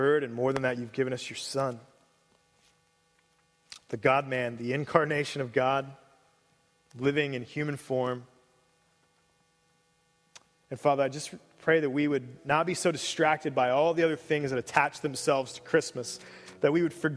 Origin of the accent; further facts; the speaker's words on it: Cincinnati, Ohio, United States; moved away; I grew up in Cincinnati